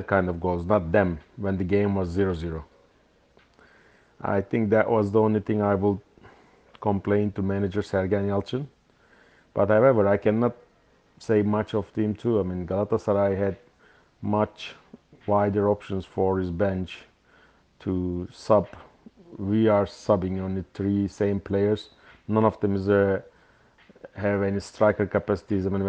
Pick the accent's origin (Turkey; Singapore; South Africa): Turkey; İzmir; İzmir, my hometown